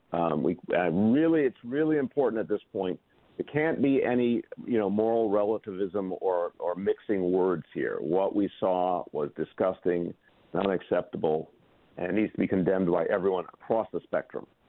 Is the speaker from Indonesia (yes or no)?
no; New York, United States; also born or lived in Massachusetts; I'm a New Yorker, so I like being in New York better